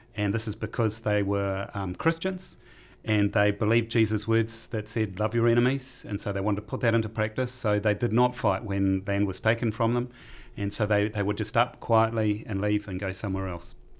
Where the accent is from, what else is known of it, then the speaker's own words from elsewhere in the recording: Taranaki, New Zealand; growing up in Taranaki